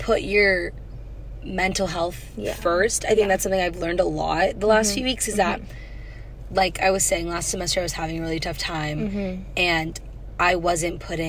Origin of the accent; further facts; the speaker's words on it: California, United States; I'm also from California